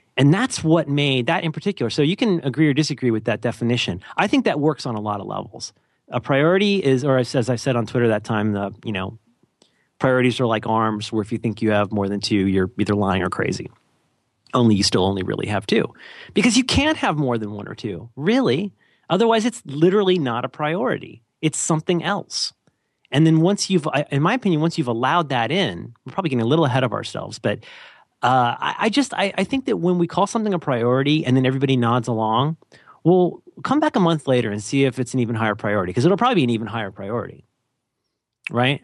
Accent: California, United States; I'm from California

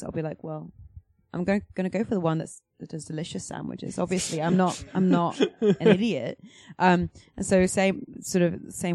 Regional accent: England, United Kingdom; I'm English.

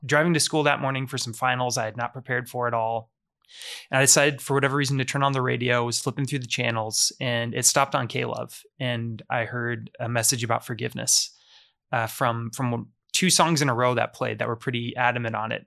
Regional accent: Omaha, Nebraska, United States; I grew up here in Omaha, Nebraska.

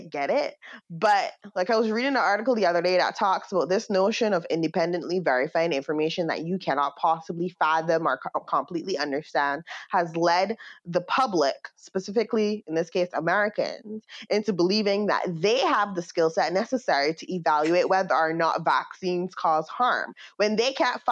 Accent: Barbados; moved away; growing up in Barbados

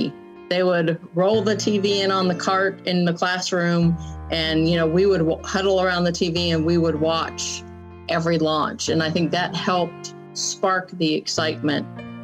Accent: San Diego, California, United States; Growing up in San Diego is what, you know, helped shape me into the person that I am.

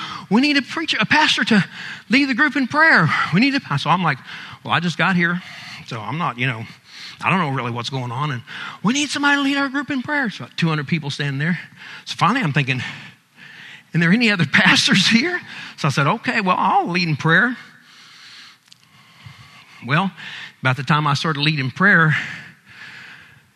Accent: United States; being American

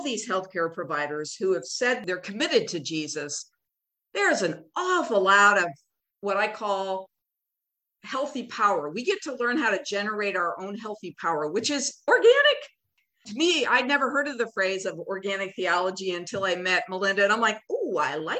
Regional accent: Minneapolis, Minnesota, United States; I'm from Minneapolis, the epicenter of need for racial equality

